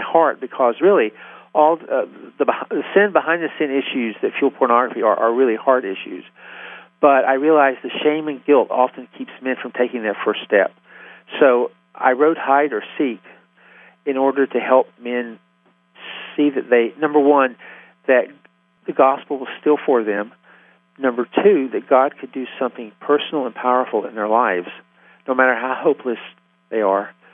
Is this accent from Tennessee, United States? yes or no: yes; Tennessee, United States; accent: Southern; moved away as an adult; now in Philadelphia, United States; if you can't tell it by now from my accent, I'm from the South. Even though I live, I've lived in Philadelphia for 35 years, I'm from Tennessee